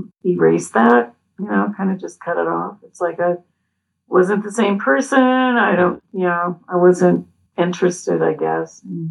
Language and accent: English; Indiana, United States; born or raised there; also born or lived in Pennsylvania